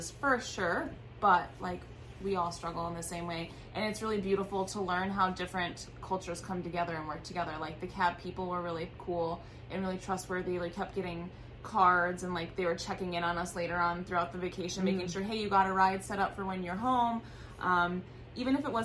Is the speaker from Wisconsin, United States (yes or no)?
yes; Wisconsin, United States; I'm from Wisconsin